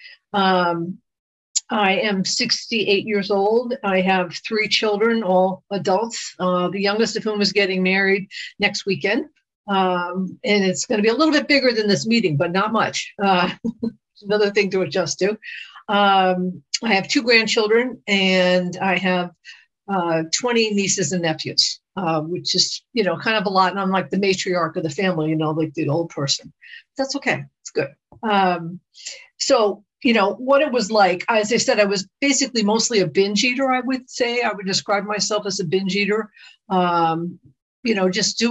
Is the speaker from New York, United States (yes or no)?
yes; New York, United States; I'm born and raised in New York